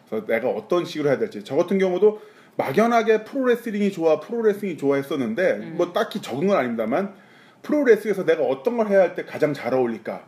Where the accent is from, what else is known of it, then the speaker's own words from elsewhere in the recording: Pyeongtaek, Gyeonggi Province, South Korea; 평택 송탄 지나갈 때 저희 본가 옆에 지나가요